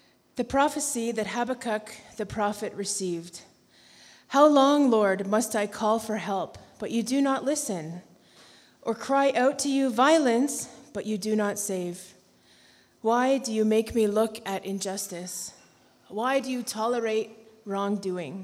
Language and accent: English; Canada; moved away; We have four kids, and we're from Canada, which is not America